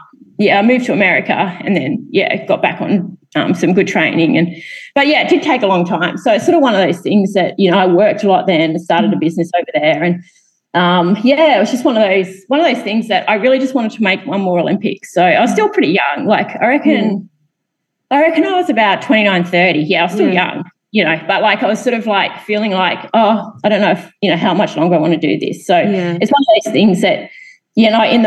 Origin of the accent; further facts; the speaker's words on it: Australia; moved away as an adult; also born or lived in Boulder, Colorado; I'm actually from Australia.